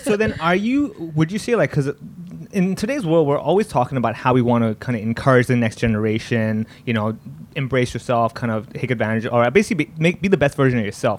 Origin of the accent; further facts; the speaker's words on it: Hong Kong; growing up here being Indian, people think I don't speak Cantonese